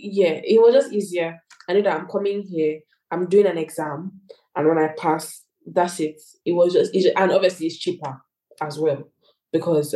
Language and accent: English; Nigeria; moved away as an adult; also born or lived in United Kingdom; now in Hungary; I'm actually British, a British Nigerian